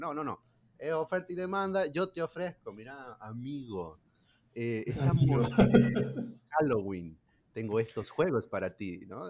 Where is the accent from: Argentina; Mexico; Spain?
Argentina; La Rioja; yo soy de La Rioja